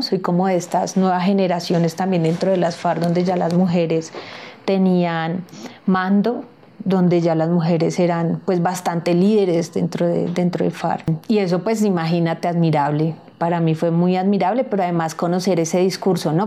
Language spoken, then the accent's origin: Spanish; Colombia; somos nosotros y nosotras como colombianos